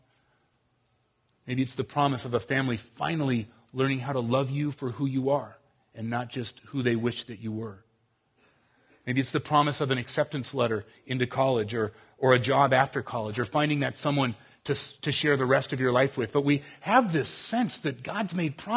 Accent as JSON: {"language": "English", "region": "Southern California", "country": "United States", "tie": "born or raised there", "moved": "yes", "said": "I grew up down in Southern California"}